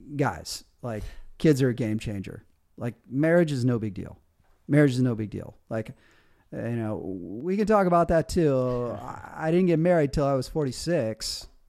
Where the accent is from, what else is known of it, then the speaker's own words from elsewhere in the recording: Michigan, United States; moved away as an adult; also born or lived in Colorado / Australia; leaving my hometown in Michigan